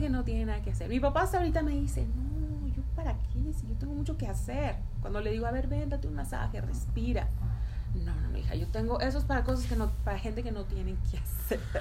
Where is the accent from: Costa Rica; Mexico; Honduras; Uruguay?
Mexico; Tamaulipas; moved away as an adult; also born or lived in Toluca, Mexico; now in United States; yo soy de Tamaulipas y me fui a vivir a Toluca